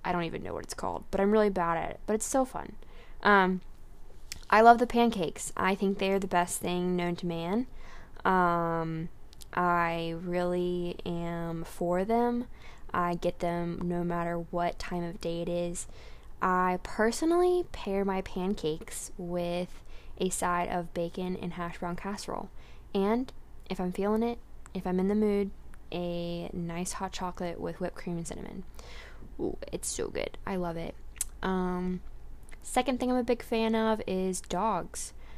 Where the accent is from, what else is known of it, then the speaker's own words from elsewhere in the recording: Garner, North Carolina, United States; I'm from Garner, North Carolina